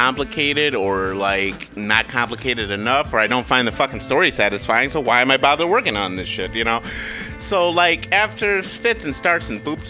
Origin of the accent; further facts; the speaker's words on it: Kalamazoo, Michigan, United States; growing up in Michigan, a little black boy